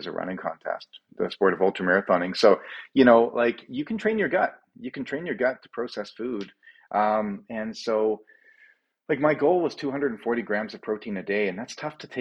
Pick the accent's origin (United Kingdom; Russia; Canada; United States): Canada; Calgary, Alberta; running away from my hometown of Calgary, Alberta, and towards Victoria.